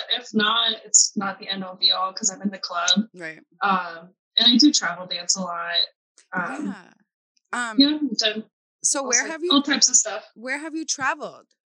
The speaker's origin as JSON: {"language": "English", "town": "Los Angeles", "region": "California", "country": "United States", "lives_now": "Indianapolis, United States", "said": "I live in Indianapolis. Indianapolis. {S0} I've been here {S1} for like six years."}